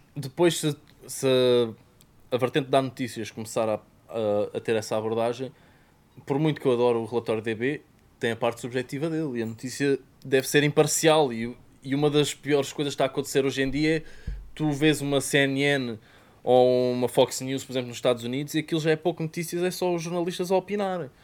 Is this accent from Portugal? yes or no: yes; Portugal; accent: Portuguese